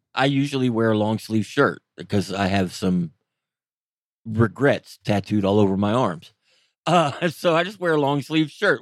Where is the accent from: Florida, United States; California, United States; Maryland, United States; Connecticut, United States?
Florida, United States; moved away; I grew up in Florida